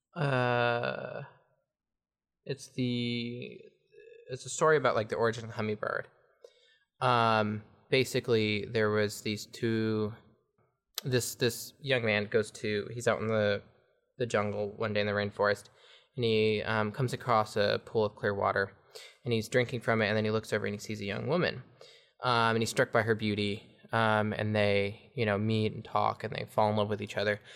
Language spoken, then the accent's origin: English; Ferndale, California, United States; also born or lived in Fortuna, California; I was born in Northern California, in Fortuna. Um, lived in Ferndale for nine years